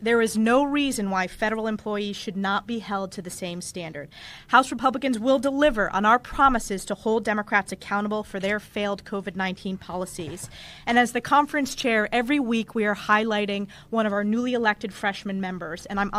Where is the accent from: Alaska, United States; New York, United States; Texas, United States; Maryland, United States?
New York, United States; my home state of New York